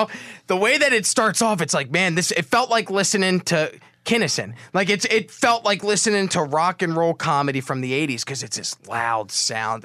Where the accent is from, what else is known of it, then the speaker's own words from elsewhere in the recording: Atlantic City, New Jersey, United States; I grew up in Atlantic City.